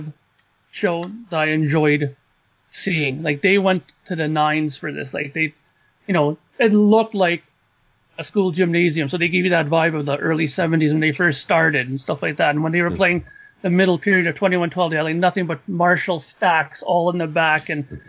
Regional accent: Canada; knowing my background, being a Canadian

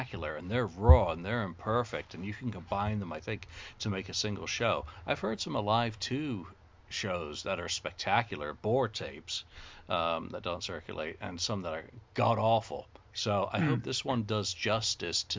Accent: United Kingdom; as a Brit

